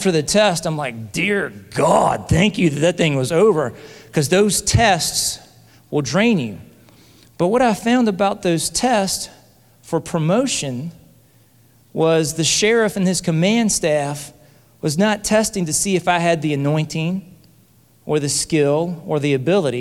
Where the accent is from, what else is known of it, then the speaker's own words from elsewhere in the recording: Hamilton, Alabama, United States; My wife, Christy, and Savannah and Casey, my daughters, we are from Hamilton, Alabama